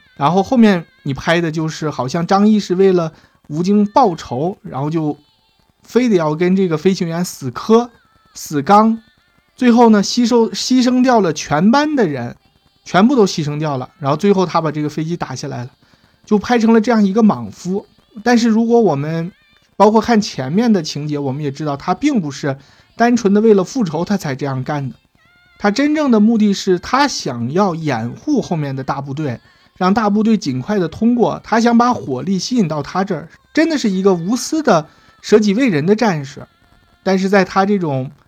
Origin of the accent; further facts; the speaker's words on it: China; 我们中国人